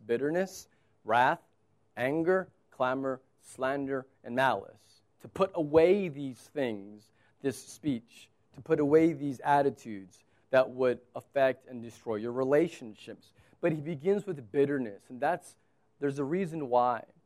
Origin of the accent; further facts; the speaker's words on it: United States; I'm an American